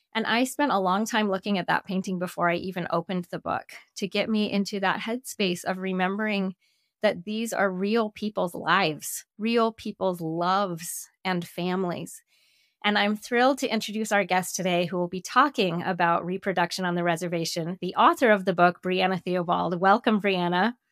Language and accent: English; Denver, Colorado, United States; moved away; I grew up in Denver, Colorado, and I wasn't living in Denver at the time